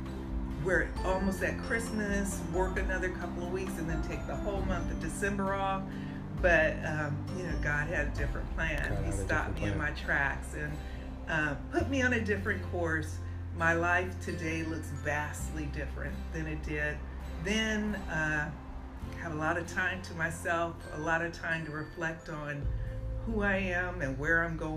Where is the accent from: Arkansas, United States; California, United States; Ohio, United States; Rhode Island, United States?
California, United States; San Francisco; I was born and raised in San Francisco